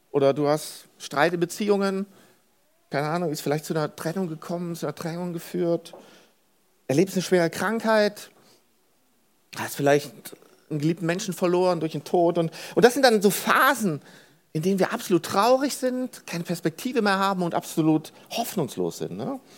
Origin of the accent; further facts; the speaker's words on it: Cologne, North Rhine-Westphalia, Germany; born there; Ich bin in Köln geboren. Das ist, also Leute, das ist, das ist wie ein, wie ein Sechser im Lotto.